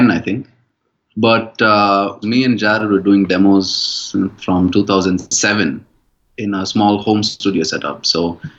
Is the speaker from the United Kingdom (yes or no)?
no; India; we're from India